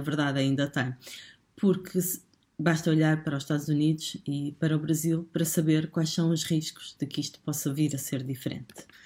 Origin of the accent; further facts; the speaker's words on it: Portugal; nós, portugueses